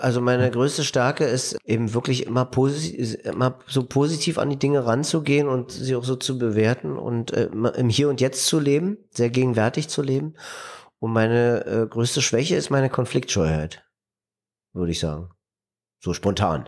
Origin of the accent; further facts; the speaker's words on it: East Germany, Germany; Ich bin im Land groß geworden, da gab es mal irgendwann die Utopie eines gerechten Staates